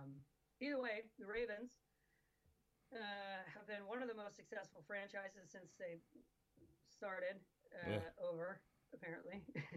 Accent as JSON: {"language": "English", "town": "Atlanta", "region": "Georgia", "country": "United States", "tie": "born or raised there", "said": "I grew up in Atlanta, we had the Atlanta Flames."}